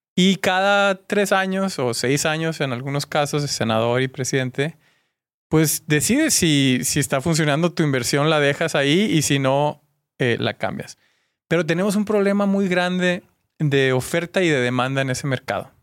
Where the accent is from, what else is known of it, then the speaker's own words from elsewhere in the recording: Mexico; compartimos como mexicanos